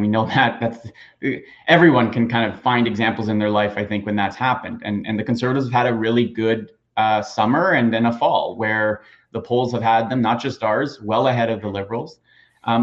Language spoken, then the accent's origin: English; York Region, Ontario, Canada; Brampton, where I grew up in York region.